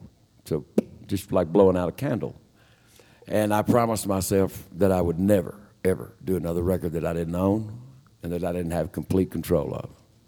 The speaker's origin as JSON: {"language": "English", "town": "Lubbock", "region": "Texas", "country": "United States", "tie": "born or raised there", "said": "I'm from Lubbock, Texas, and back in the 40s, Lubbock was just a little tiny West Texas town"}